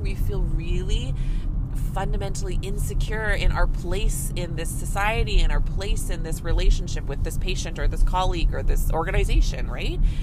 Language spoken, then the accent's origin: English; Canada; I'm a Canadian family physician